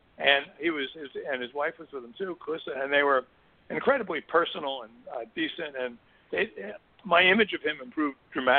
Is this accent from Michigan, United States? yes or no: no; Newark, New Jersey, United States; But I grew up in Newark